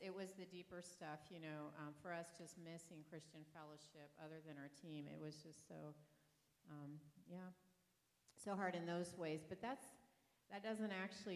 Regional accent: France; moved away; also born or lived in Dayton, Ohio; I was raised in France.

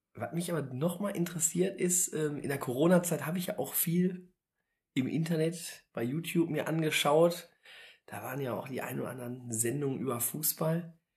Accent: Bochum, North Rhine-Westphalia, Germany; als Bochumer

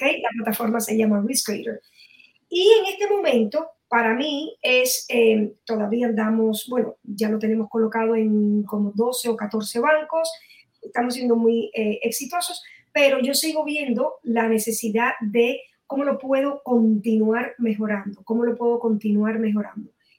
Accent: Miami, Florida, United States; aquí en Miami, de donde soy

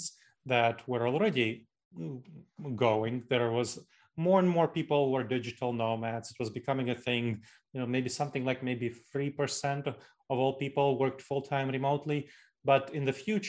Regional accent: New York City, New York, United States; moved away as an adult; now in Columbus, United States; I grew up in New York City. So New York City is kind of the hometown for me

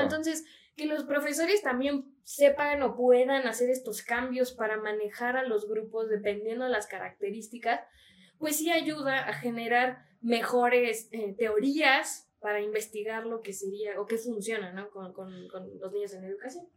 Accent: Mexico; como sociedad mexicana

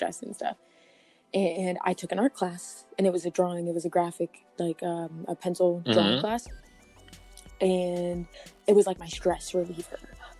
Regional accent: Omaha, Nebraska, United States; born or raised there; moved away; also born or lived in Colorado

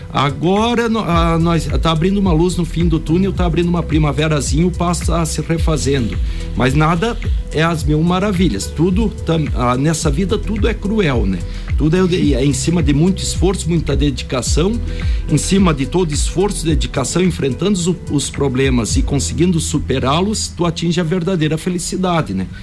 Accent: Brazil; nós, na nossa humildade como brasileiros

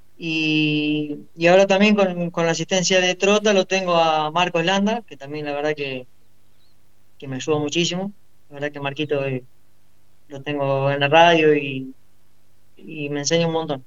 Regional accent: Rufino, Santa Fe, Argentina; now in Quimilí, Argentina; soy de Rufino, pero vivo en Quimilí, en Santiago del Estero

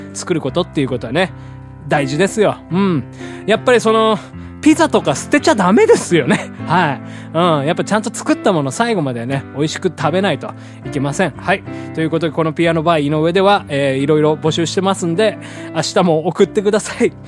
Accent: Hiroshima, Japan; moved away as an adult; also born or lived in Tokyo; 実家のね、あの、地元の広島でやってたんですけど

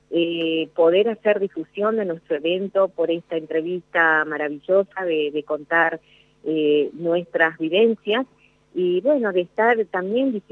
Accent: Jujuy, Argentina; moved away as an adult; now in Tucumán, Argentina; Jujuy. Me vine acá a la universidad a estudiar cuando tenía 18 años. Eh, no fue fácil porque en un pueblo donde yo nací, en estamos hablando de la década de los años 80

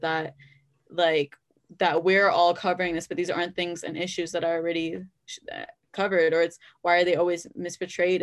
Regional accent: Brampton, Ontario, Canada; I was born and raised in Brampton

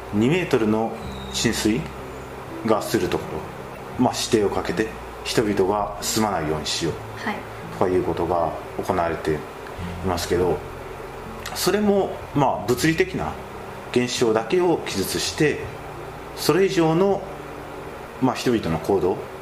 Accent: Kagawa, Japan; 自分も香川県の出身で

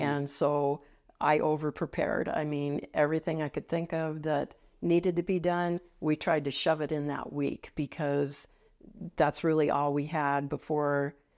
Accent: Cheyenne, Wyoming, United States; I grew up here

